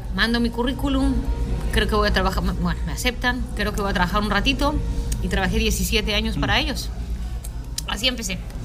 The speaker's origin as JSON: {"language": "Spanish", "country": "Mexico", "said": "yo soy mexicana"}